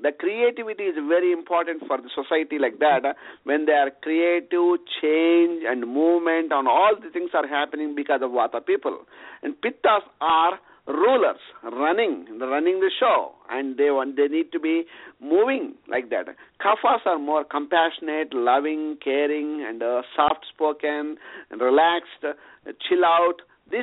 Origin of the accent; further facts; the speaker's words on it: India; moved away as an adult; I was born in India and raised in India in a small village